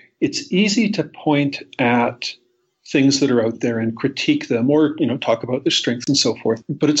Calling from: Toronto, Ontario, Canada; I'm calling in from Toronto, Canada, where it snowed again.

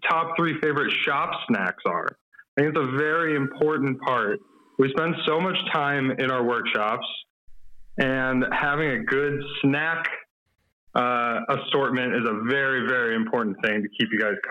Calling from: Milwaukee, Wisconsin, United States; I'm calling from Milwaukee, Wisconsin.

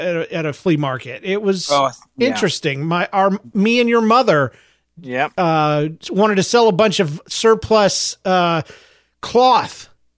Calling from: North Carolina, United States; I'm a listener from North Carolina, and I'm very pumped that y'all are back.

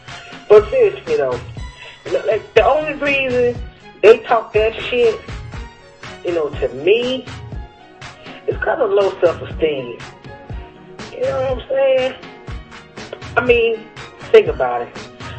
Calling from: Cleveland, Ohio, United States; I'm coming live from Cleveland, the most disrespected place in the world

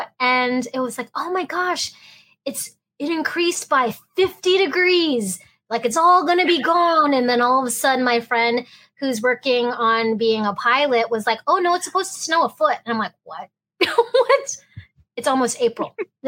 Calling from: Fairbanks, Alaska, United States; I am actually streaming from Fairbanks, Alaska

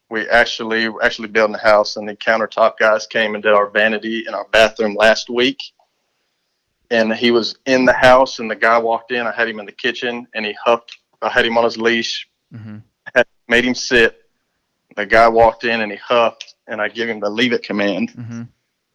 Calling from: Florida, United States; Up in the Panhandle, around right outside of Tallahassee.

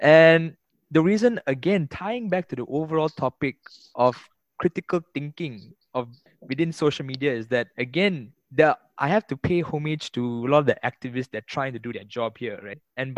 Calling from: Malaysia

